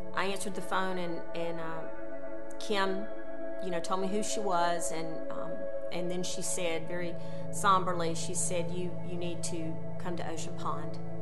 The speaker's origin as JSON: {"language": "English", "town": "Valdosta", "region": "Georgia", "country": "United States", "tie": "born or raised there", "said": "I was born and raised in Valdosta"}